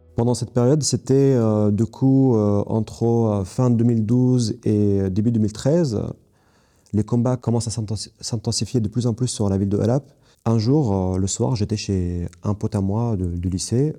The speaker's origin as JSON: {"language": "French", "town": "Kobani", "region": "Aleppo Governorate", "country": "Syria", "also_born_or_lived": "Istanbul, Turkey", "second_language": "French", "moved": "as an adult", "said": "je viens de Ain al arab qui est Kobani en kurde, euh, donc qui a un village kurde"}